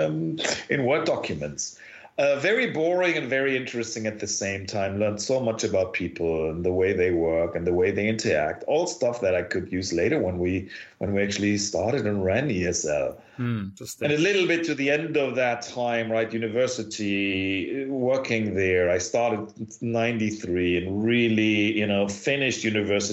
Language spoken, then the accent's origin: English; Oberhausen, North Rhine-Westphalia, Germany; moved away as an adult; now in Cologne, Germany; I grew up in Oberhausen, which is part of Ruhrgebiet, which is the coal mining part of Germany